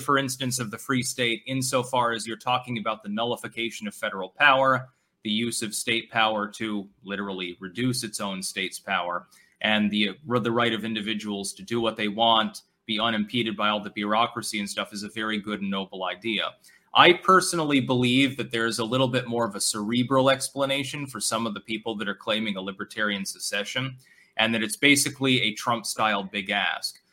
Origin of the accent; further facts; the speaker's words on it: New Hampshire, United States; I was born in New Hampshire.